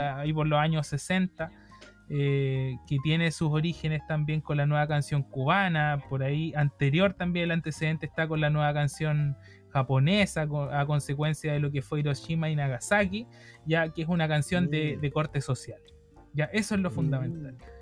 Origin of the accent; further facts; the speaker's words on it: Chile; nosotros tenemos la noción de que somos chilenos